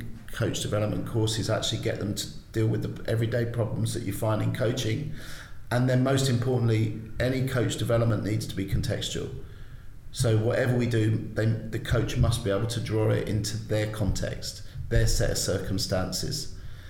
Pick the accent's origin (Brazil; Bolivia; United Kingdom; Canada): United Kingdom; London; now in Ireland; I grew up in South London, was, you know, not the easiest place to grow up in.